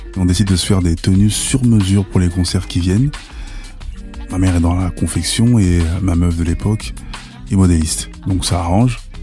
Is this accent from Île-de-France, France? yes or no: yes; Sarcelles, Île-de-France, France; chez nous, à Sarcelles.